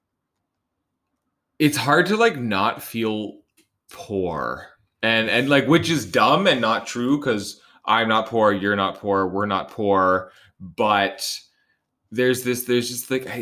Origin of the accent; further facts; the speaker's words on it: Vancouver, British Columbia, Canada; I was born in Vancouver